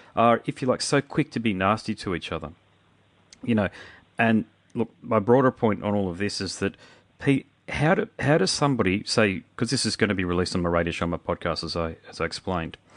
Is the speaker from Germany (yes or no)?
no; Brisbane, Queensland, Australia; I'm from Brisbane